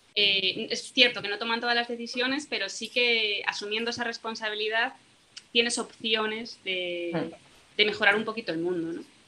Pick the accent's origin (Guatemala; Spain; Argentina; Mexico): Spain; Galicia; soy de Galicia